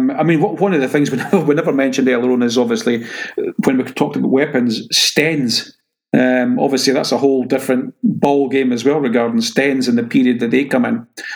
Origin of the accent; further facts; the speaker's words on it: Scotland, United Kingdom; maybe it's because I'm Scottish